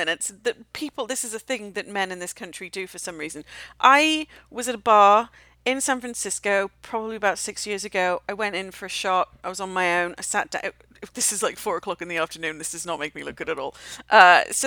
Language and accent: English; United Kingdom; moved away; also born or lived in Austin, Texas; I am British